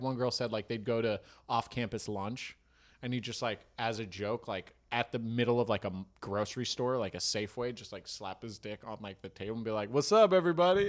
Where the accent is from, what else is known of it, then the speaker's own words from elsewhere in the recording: Marin, California, United States; growing up in Marin